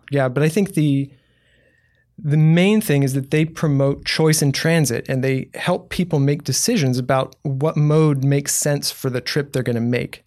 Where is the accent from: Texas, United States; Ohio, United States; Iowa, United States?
Texas, United States; Houston; also born or lived in New Braunfels; now in San Marcos, United States; I grew up in Houston